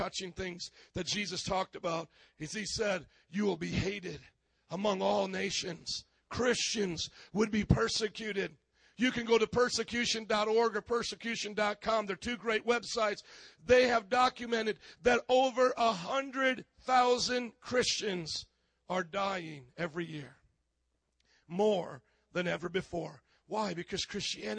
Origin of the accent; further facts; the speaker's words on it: Fort Wayne, Indiana, United States; moved away; also born or lived in Miami; my hometown, Fort Wayne, Indiana